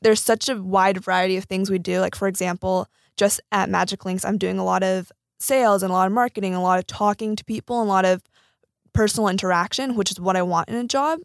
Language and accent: English; Silicon Valley, California, United States; I grew up in the Silicon Valley